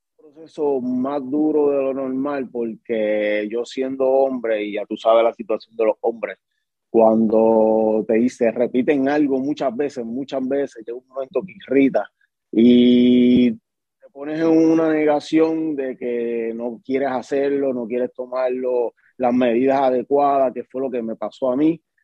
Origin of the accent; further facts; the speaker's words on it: Guayama, Puerto Rico; moved away as an adult; also born or lived in Caguas, Puerto Rico; Pues soy nacido en Caguas y criado, como quien dice, en, Guayama, pero sí soy de la isla bonita de Puerto Rico